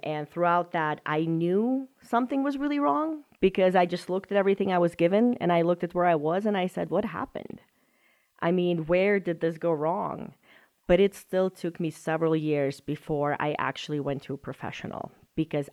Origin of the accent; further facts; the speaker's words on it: Moscow, Russia; English is a second language; moved away as an adult; I actually grew up in Moscow, Russia. So I stayed there until I was 18, didn't come here until I was 18. You know, English is my second language